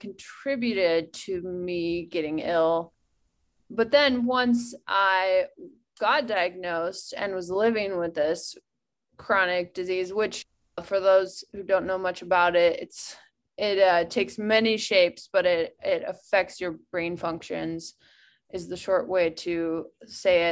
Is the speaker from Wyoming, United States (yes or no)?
yes; Wyoming, United States; moved away as an adult; also born or lived in Telluride, Colorado; moving back to my hometown in Wyoming